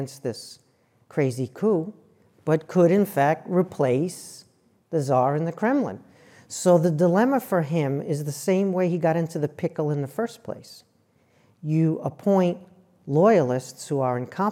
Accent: New York, United States; moved away; also born or lived in New Jersey; I'm from New York and I worked in New Jersey

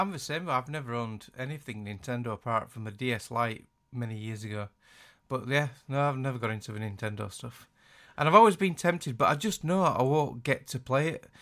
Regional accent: Yorkshire and the Humber, United Kingdom; accent: Yorkshire; I hate my accent. I hate my Yorkshire accent.

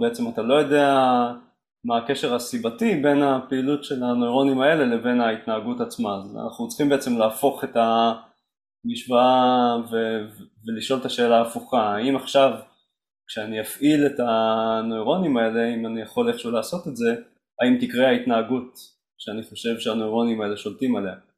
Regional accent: Mazkeret Batya, Central District, Israel; also born or lived in Rehovot / Jerusalem; גדלתי במזכרת בתיה, לא רחוק מכאן.

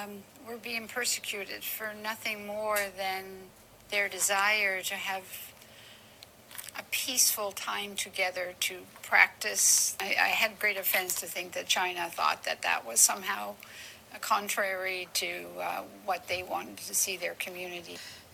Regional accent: Canada; as a Canadian who's grown up in a safe, free country

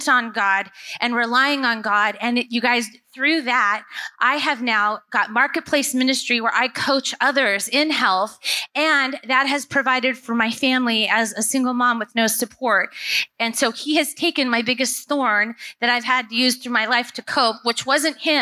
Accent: Southern California, United States; now in Portland, United States; I was raised in Southern California

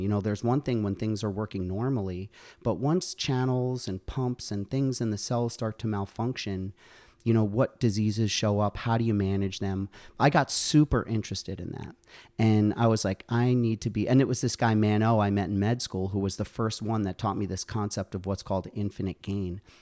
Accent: Ossining, New York, United States; moved away as an adult; also born or lived in Connecticut / Albany, New York; now in Plattsburgh, United States; I grew up in Westchester Downstate in Ossining.

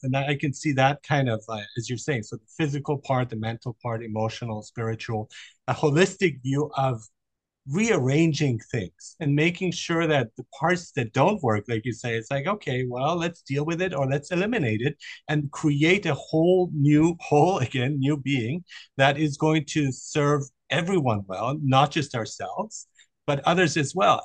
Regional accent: Germany; I grew up in Germany

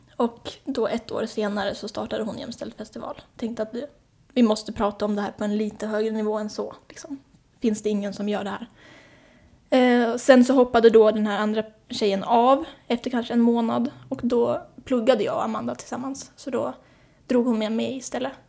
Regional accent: Hälsingland, a small village outside Hudiksvall, Gävleborg County, Sweden; moved away as an adult; now in Stockholm, Sweden; Jag kommer från Hälsingland, viktigt. En liten by utanför Hudiksvall, Glada Hudik.

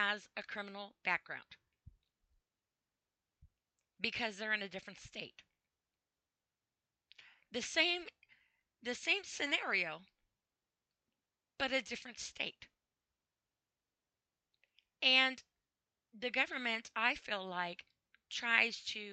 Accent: United States; I'm from the United States

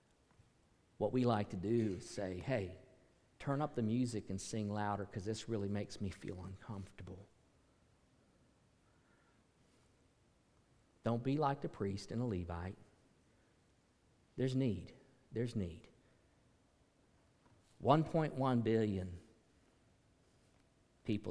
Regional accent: United States

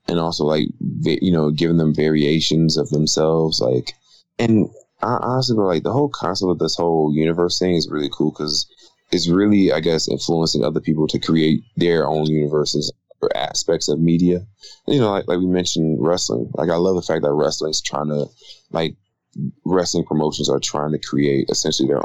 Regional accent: Detroit, Michigan, United States; being from the east side of Detroit

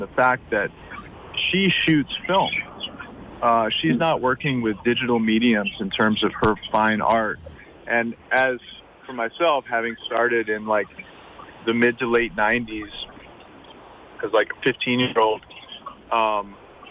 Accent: New York City, New York, United States; now in St. Croix, US Virgin Islands; I grew up in Brooklyn, and I grew up with a family who I watched run a business

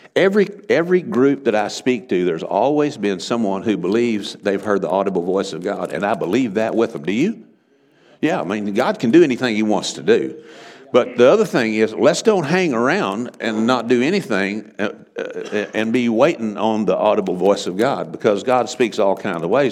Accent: Texas Panhandle, United States; moved away as an adult; now in Oklahoma, United States; I'm from the Texas Panhandle. That's why I talk so funny.

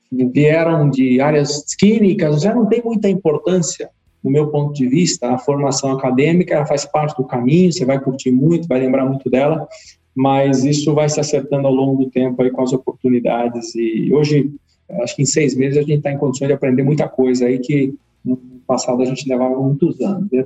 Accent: Carapicuíba, São Paulo, Brazil; also born or lived in Osasco; Eu sou aqui de São Paulo, mas da periferia de São Paulo, né? Nasci em Osasco, cresci em Carapicuíba, sempre estudei escola pública.

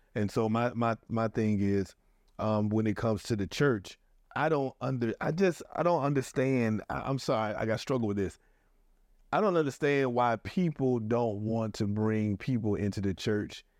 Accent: Atlanta, Georgia, United States; now in Newport News, United States; I'm from Atlanta

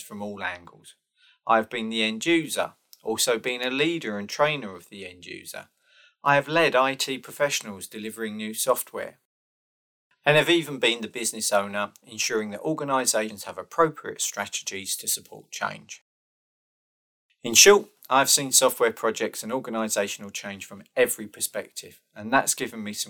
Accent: United Kingdom; I am British and currently I'm living near Rugby

